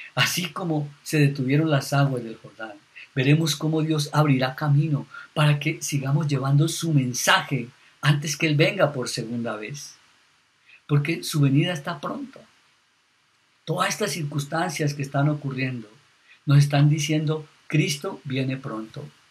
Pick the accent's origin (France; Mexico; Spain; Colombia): Colombia; Los Llanos; yo soy de Los Llanos